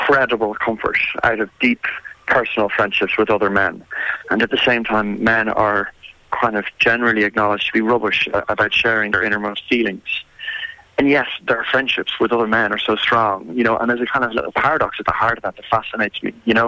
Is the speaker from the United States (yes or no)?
no; Ireland; I grew up in Ireland in the 80s and went to a school very similar to this